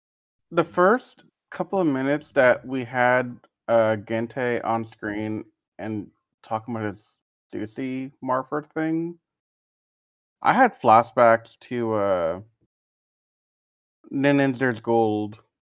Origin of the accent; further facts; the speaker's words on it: Texas, United States; as a Texan